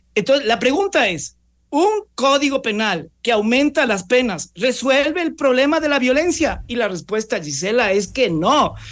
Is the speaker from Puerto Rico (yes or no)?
no; Ecuador; nosotros como ecuatorianos